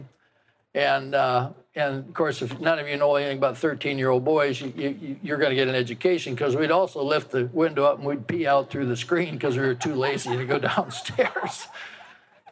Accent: Iowa, United States; I grew up in the Appalachia, Linn County, just south of the river down here

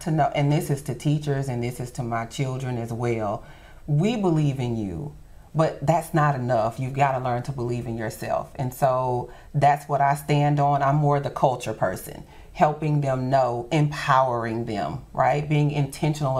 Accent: Shreveport, Louisiana, United States; Shreveport-Bossier is my home. I don't know any other place but Shreveport-Bossier. Lived here my entire life

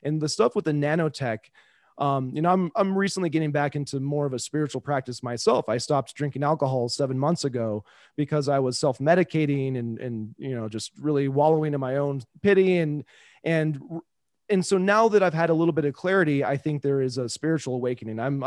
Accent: Kansas City, United States; I was growing up in Kansas City

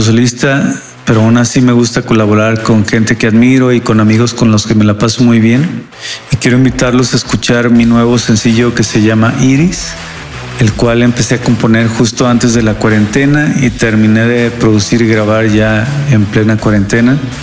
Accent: Guadalajara, Jalisco, Mexico; de Guadalajara

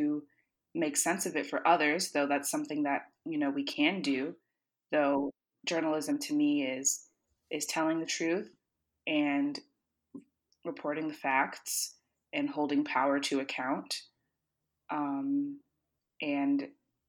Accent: Tallahassee, Florida, United States; moved away as an adult; now in Washington, D.C., United States; I was born and raised in Tallahassee

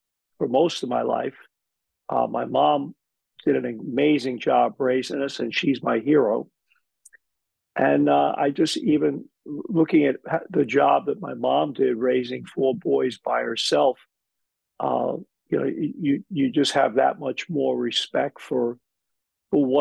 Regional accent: New York City, New York, United States; moved away as an adult; now in Toronto, Canada; growing up in Brooklyn, there were some challenging situations in a challenging place.

